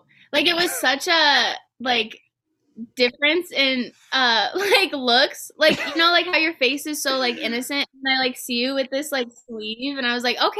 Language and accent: English; Montana, United States; It's a lot different now that I've come back from living here, you know